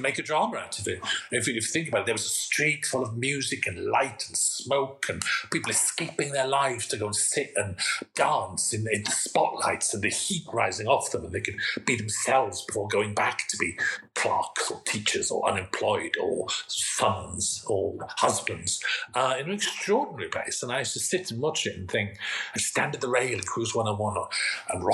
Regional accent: Swansea, Wales, United Kingdom; moved away; also born or lived in Manchester; I'm from Swansea. I live in I spent half the year in Manchester, half the year in Swansea

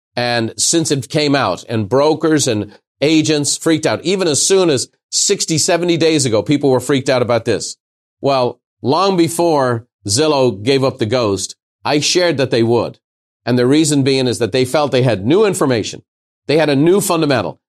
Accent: Ireland; now in United States; As an Irishman

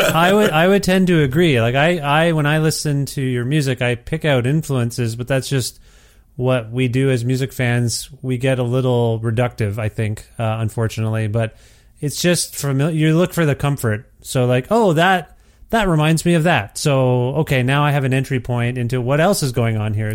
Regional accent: Ontario, Canada; moved away as an adult; I'm from Ontario originally, and I've only been away about a year and a half

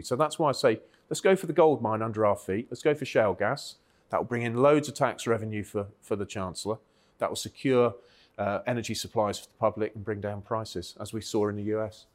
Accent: Cornwall, South West England, United Kingdom; I grew up in Cornwall where it, there was hard rock mining for, for tin

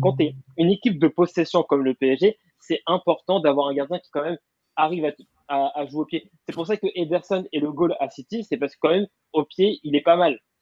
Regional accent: Paris, Île-de-France, France; je venais de Paris

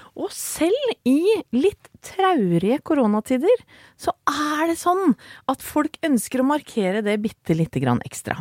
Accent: Åsgårdstrand, Vestfold, Norway; Vi vokste opp sammen i Åsgårdstrand

